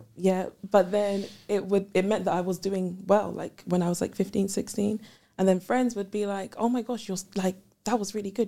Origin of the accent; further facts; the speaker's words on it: London, United Kingdom; also born or lived in Ghana; I'm from London